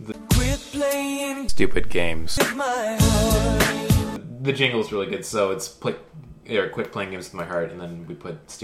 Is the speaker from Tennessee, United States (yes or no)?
no; Florida, United States; I grew up in Florida when Zima was still around